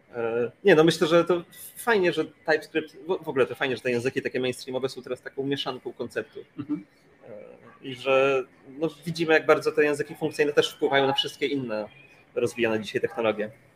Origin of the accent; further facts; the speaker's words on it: Gdańsk, Pomeranian Voivodeship, Poland; Ja jestem z Gdańska i siedzę teraz w hotelu w Gdańsku